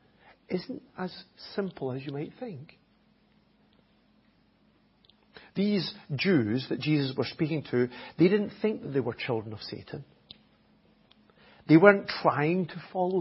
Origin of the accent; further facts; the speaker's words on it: Scotland, United Kingdom; accent: Scottish; first language English; now in Enniscorthy, Ireland; My native language is English. It really is. Even though it has it with a Scottish accent, it still is English.